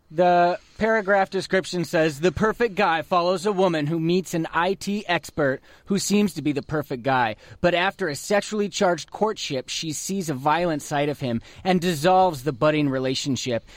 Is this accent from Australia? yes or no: no; United States; We're American.